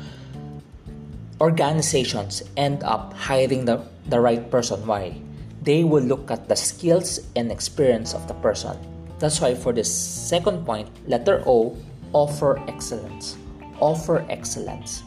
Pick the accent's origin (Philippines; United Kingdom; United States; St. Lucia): Philippines; I am a Chinese Filipino. I am born in the Philippines as a Filipino